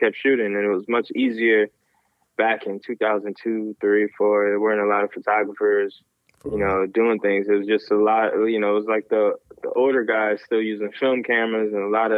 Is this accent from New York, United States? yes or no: yes; Syracuse, New York, United States; moved away as an adult; also born or lived in Philadelphia; now in Jersey City, United States; born and raised in Syracuse, New York